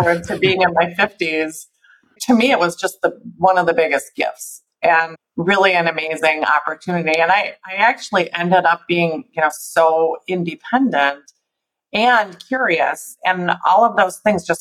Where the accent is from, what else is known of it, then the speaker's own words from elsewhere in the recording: Milwaukee, Wisconsin, United States; also born or lived in San Diego; I'm actually from Milwaukee, but I spent the first few years of my life in San Diego. My dad was in the Navy, and we actually moved back to Milwaukee when I was about four